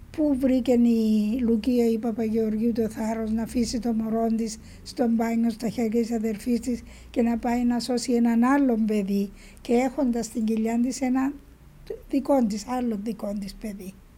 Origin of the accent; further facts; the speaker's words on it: Spilia, Nicosia District, Cyprus; στο χωριό μου στα Σπήλια